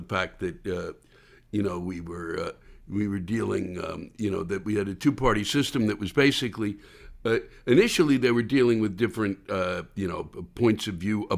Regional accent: Silver Spring, Maryland, United States; moved away as an adult; also born or lived in Washington, D.C.; I was born and raised around Washington and Silver Spring, Maryland.

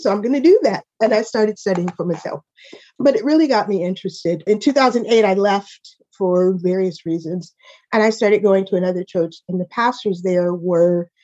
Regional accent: Chicago, Illinois, United States; also born or lived in Seattle / St. Louis; now in Velsen, Netherlands; I am originally from Chicago

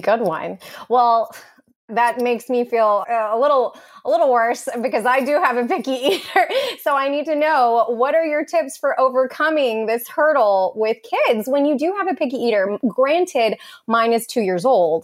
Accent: Texas, United States; I'm from Texas

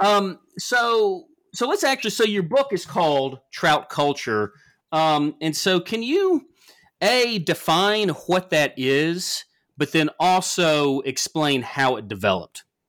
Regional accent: the South, United States; growing up in the South

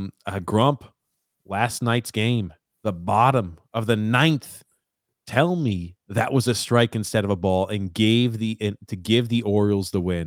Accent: Montreal, Quebec, Canada; He was my favorite player because I'm from Montreal.

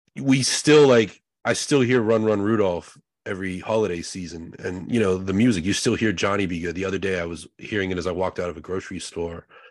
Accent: Pittsburgh, Pennsylvania, United States; We're both from Pittsburgh

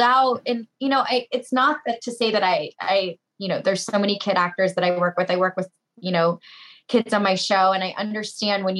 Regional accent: Tampa, Florida, United States; my hometown, which is where we are now in Tampa

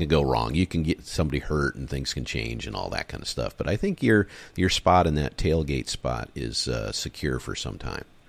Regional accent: Michigan, United States; moved away; also born or lived in San Diego / Los Angeles; I've lived on the West Coast for most of my life, even though I grew up in Michigan

